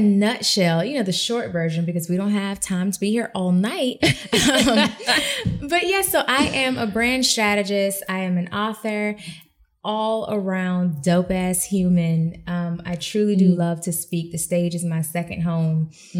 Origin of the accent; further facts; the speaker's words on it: Sarasota, Florida, United States; Listen, Sarasota, Florida.